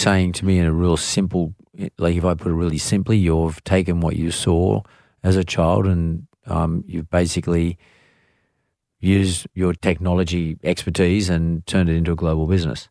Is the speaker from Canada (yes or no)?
no; Sydney, New South Wales, Australia; I grew up here in Sydney